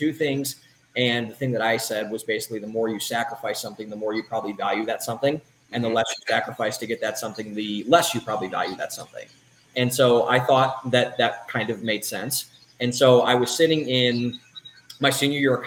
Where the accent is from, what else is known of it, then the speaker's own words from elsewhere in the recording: Cleveland, Ohio, United States; moved away as an adult; also born or lived in Columbus, Ohio / Boston, Massachusetts; now in Austin, United States; I was born in Cleveland, Ohio, was raised up there for the first 18 years of my life